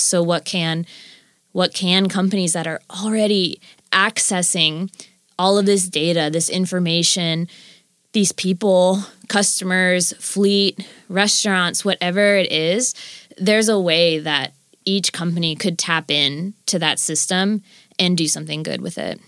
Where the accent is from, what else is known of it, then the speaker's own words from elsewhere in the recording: Florida, United States; moved away as an adult; also born or lived in California; now in Nashville, United States; having lived in Florida growing up until I was about twenty